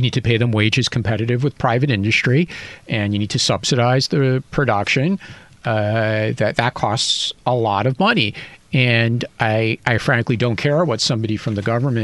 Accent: United States; speaking as an American

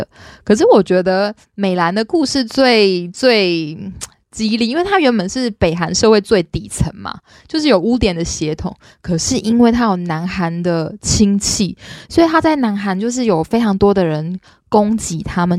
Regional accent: Taiwan; born there; 很多时候啊，我们生在台湾会觉得理所当然

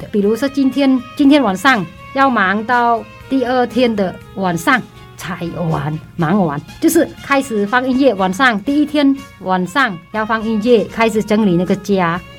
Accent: Taiwan; 然后我建议说，我们台湾人如果去的话，还是多些那个礼仪

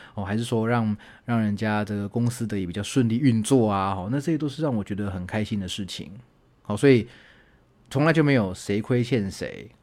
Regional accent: Taichung, Taiwan; moved away; 我的老家在台中嘛

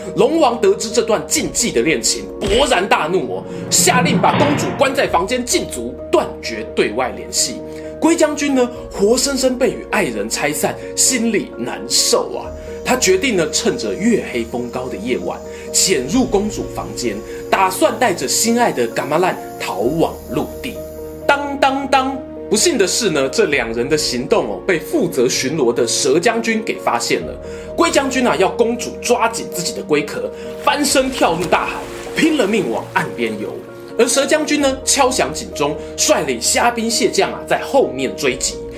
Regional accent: Yilan County, Taiwan; moved away; 我家乡宜兰

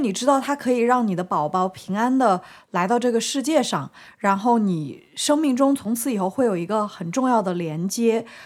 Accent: Shanghai, China; 我是在我们上海很大的一个医院

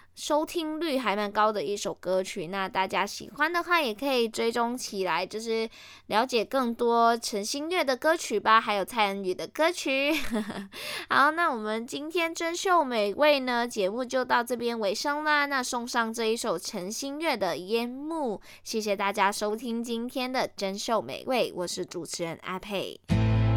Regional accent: Malaysia; 我是马来西亚人

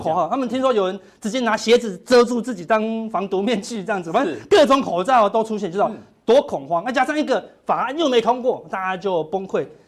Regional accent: Taiwan; 我们台湾人算很有智慧了啦

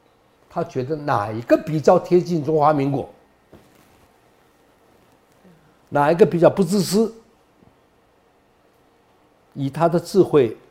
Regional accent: Taiwan; 你哪里人？我台湾人，我也台湾人了。有人赶我回大陆，我想我来这里的时候你还没出生哎，你们都没出生哎，这不是我的地方吗？

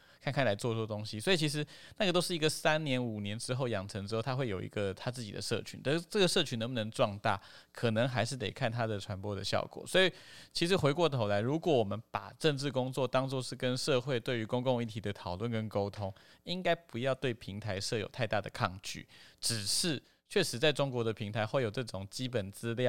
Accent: Hualien County, Taiwan; 我我花莲人

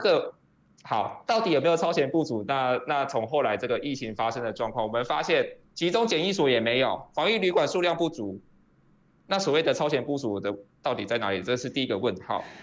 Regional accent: Miaoli County, Taiwan; 我从小就是在苗栗长大

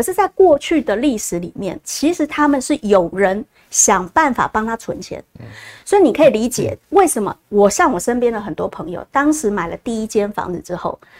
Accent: Taiwan; 我们台湾人

